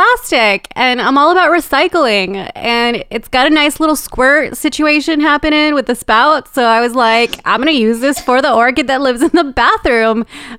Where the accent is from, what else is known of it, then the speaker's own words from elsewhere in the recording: Los Angeles, California, United States; also born or lived in El Salvador; I live in the suburbs. I'm raising two bicultural children. I'm from El Salvador, but grew up in Los Angeles in a very traditional Latin household.